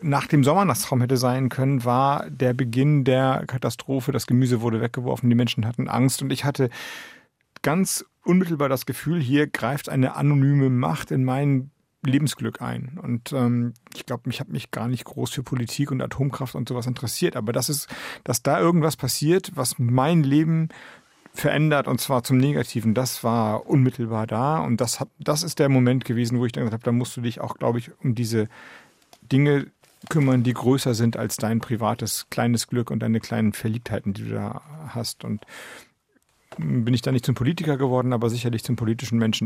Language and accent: German; Heikendorf, Schleswig-Holstein, Germany; moved away as an adult; also born or lived in Flensburg; das ist eigentlich mein Heimatort. Da bin ich groß geworden. Da habe ich die Zeit dann eben von 4 bis 18 bis zum Abitur verbracht